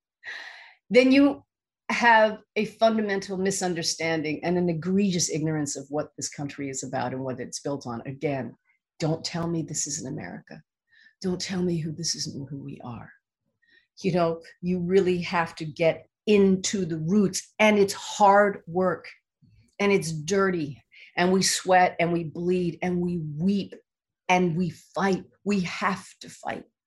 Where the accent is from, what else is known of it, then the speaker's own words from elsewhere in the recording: Canada; I'm Asian Canadian